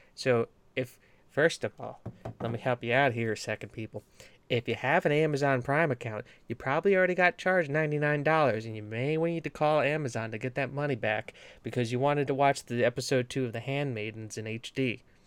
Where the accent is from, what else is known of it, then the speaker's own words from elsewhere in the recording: New England, United States; I'm from New England